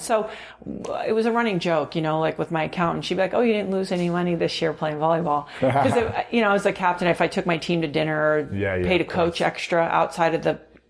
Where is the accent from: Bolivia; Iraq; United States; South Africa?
United States; California; born there; also born or lived in Mexico City / Virgin Islands; So, well, okay, so I was born actually in California, but okay. I didn't really live here.